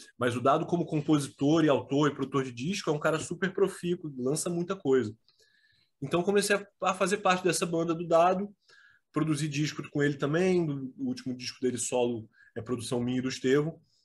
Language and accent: Portuguese; Rio de Janeiro, Brazil; moved away as an adult; also born or lived in Petrópolis; eu saí do Rio de Janeiro, eu morei 20 anos no Rio.